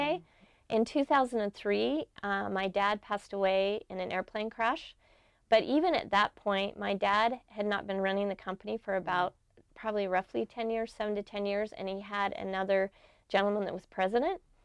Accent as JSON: {"language": "English", "town": "Brigham City", "region": "Utah", "country": "United States", "tie": "born or raised there", "said": "I grew up in Brigham City, Utah in the 60s."}